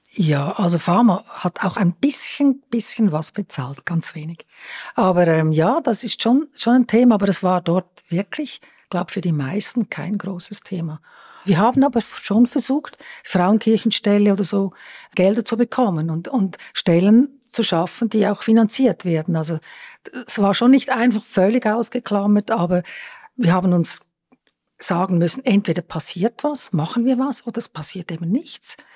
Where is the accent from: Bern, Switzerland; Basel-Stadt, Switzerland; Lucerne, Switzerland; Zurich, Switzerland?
Lucerne, Switzerland; jetzt auch als Luzernerin